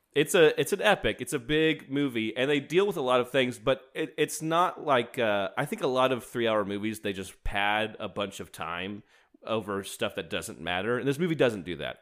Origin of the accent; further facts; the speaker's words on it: United States; as an American